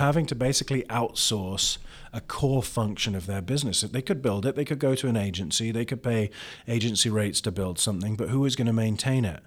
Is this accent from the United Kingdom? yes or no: yes; London, United Kingdom; now in Columbus, United States; I grew up in London where black cabs were everywhere